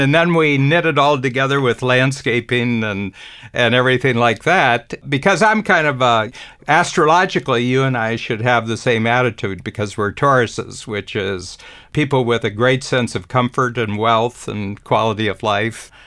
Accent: Cleveland, Ohio, United States; moved away; I grew up in Cleveland.

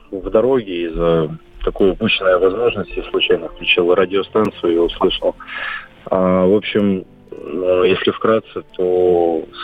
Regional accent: Donetsk, Donetsk Oblast, Ukraine; now in Crimea; я сам из Донецка, но живу в Крыму.

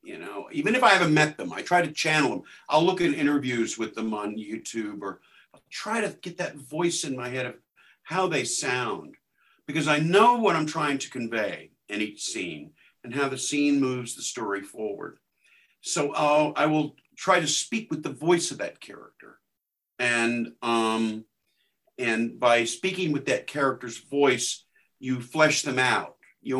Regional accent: Texas, United States; moved away as an adult; When I moved from Texas to go to school out here in the late 80s, I couldn't wrap my head around the answer machine.

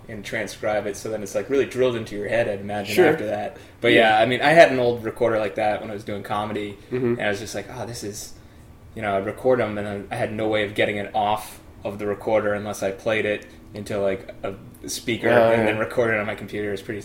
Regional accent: United States; growing up in America and going to school, you know, we learn all about the American Revolution

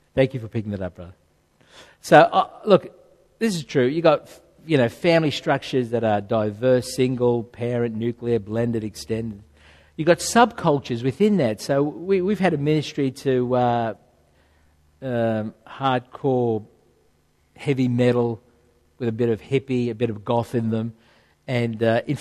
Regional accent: Rouse Hill, New South Wales, Australia; I grew up in Rudy Hill on a market garden growing vegetables

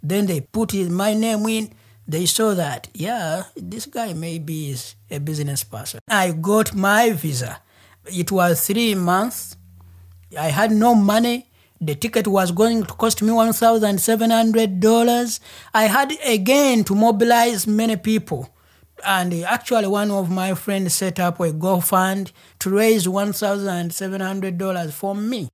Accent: Uganda; first language Luganda; English is a second language; moved away as an adult; now in Portland, United States; I'm from Uganda.

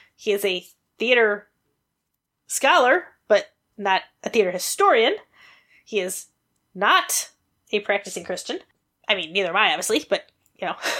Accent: United States; as an American

